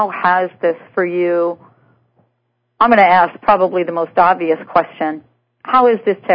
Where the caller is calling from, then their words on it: New York, United States; I'm calling from New York.